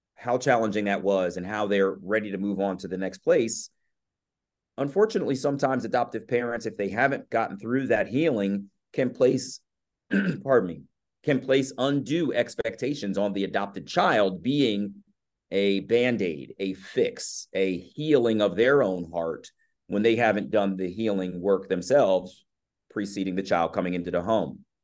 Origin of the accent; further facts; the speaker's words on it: Columbia, Maryland, United States; also born or lived in Baltimore, Maryland; I was born in Baltimore, raised in Columbia, Maryland